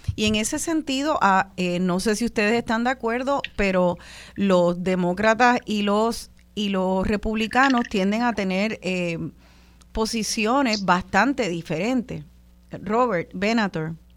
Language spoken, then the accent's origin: Spanish; Puerto Rico; also born or lived in United States; como boricua, como una boricua eh, que vive aquí y soy orgullosa de ser puertorriqueña